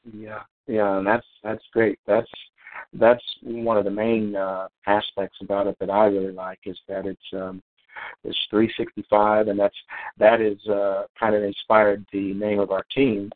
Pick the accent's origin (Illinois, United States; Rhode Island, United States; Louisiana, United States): Illinois, United States; also born or lived in Atlanta, Georgia; now in Hawaii, United States; I'm five thousand miles away from my home my hometown, mm-hmm. and uh, which is in Illinois